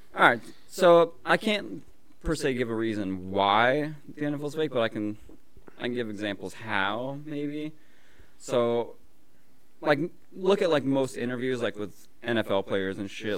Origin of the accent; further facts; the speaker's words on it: Colorado, United States; we grew up in Colorado. We grew up camping and shit. Where I was like, I was a kid in the mountains